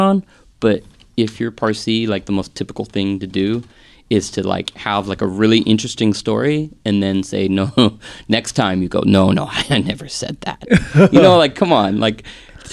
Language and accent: English; Carmel, California, United States; also born or lived in Big Sur; I grew up in Carmel